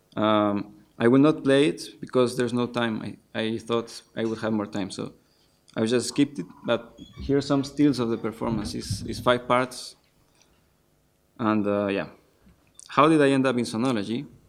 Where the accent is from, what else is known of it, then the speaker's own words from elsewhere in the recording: Ecuador; moved away as an adult; now in Netherlands; I studied composition informally for some years in my home country, in Ecuador